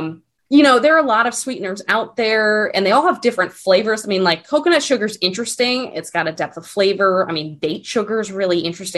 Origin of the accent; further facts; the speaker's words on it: East Coast, United States; You know, growing up on the East Coast, maple, like real maple syrup